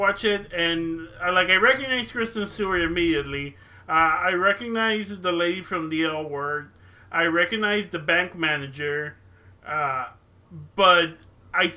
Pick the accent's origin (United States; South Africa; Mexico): Mexico; moved away; I grew up in Mexico